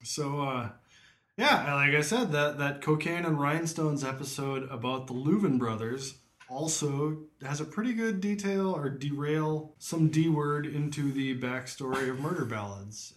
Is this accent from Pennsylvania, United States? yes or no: no; near Offutt, Nebraska, United States; growing up near Offutt